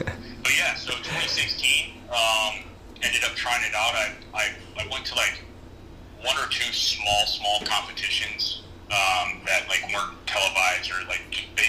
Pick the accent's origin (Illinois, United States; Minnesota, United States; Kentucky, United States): Illinois, United States; Chicago; So I'm from Chicago. I grew up playing baseball.